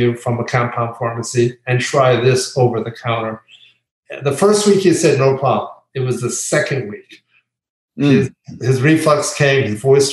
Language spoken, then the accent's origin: English; Pennsylvania, United States; born or raised there; now in Florida, United States